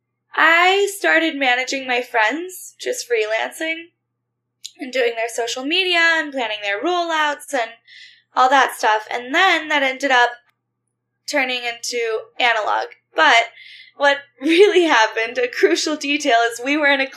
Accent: United States; also born or lived in South Texas / South Louisiana; I grew up in South Texas and South Louisiana in the Bible Belt

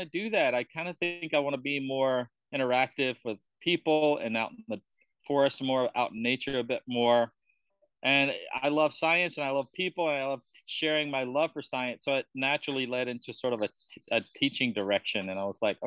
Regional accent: Georgia, United States; moved away as an adult; also born or lived in California / Kuala Lumpur, Malaysia; now in Bali, Indonesia; I'm from Georgia.

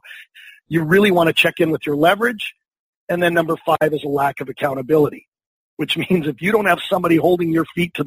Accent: Vancouver, British Columbia, Canada; I am from Vancouver, British Columbia, Canada

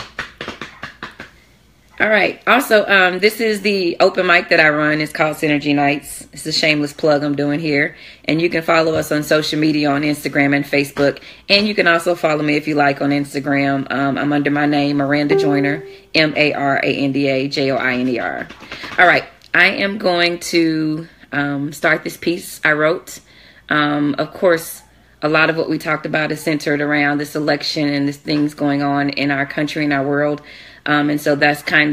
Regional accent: Jackson, Mississippi, United States; I'm from Jackson, Mississippi

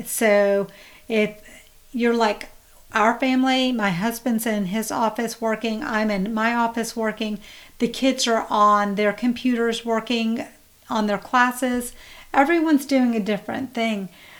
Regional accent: India; We actually don't have coffee, we drink tea. We're Indian, so we drink tea.

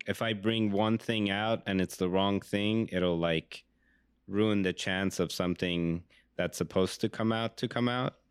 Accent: Iran; I grew up in Iran

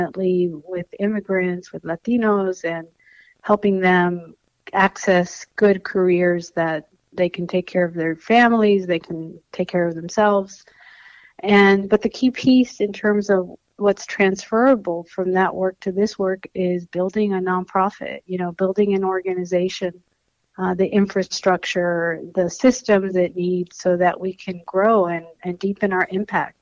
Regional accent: Los Angeles, California, United States; first language Spanish; English is a second language; also born or lived in Toulon, France / Brisbane, Australia; I speak Spanish because that was the first language that we spoke at home. I didn't learn English until I started the school in school, public school in Los Angeles

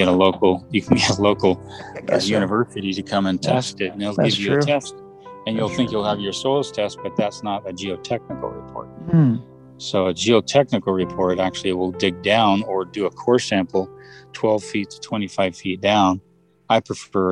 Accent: Westlake Village, California, United States; now in Utah, United States; I grew up in the Westlake Village, California

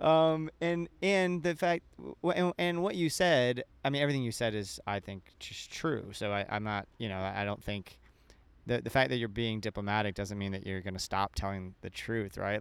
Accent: an hour and a half north of Orlando, Florida, United States; moved away; my hometown, which is an hour and a half north of Orlando

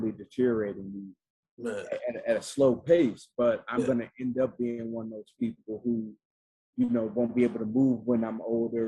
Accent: Atlanta, Georgia, United States; I'm from Atlanta, Georgia, and man, my people like deep-rooted South.

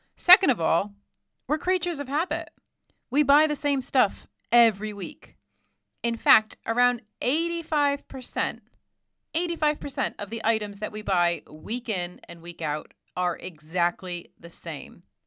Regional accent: United States; as an American

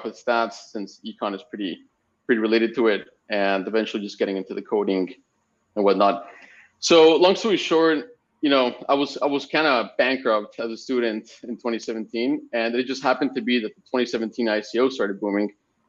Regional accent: Spain; also born or lived in Mexico; And I'm originally from Spain. My parents are living in Mexico. I was raised in Mexico for a bit. And I ended up studying in Canada.

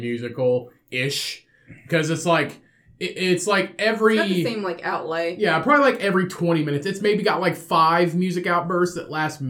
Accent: Liverpool, North West England, United Kingdom; I grew up in Liverpool.

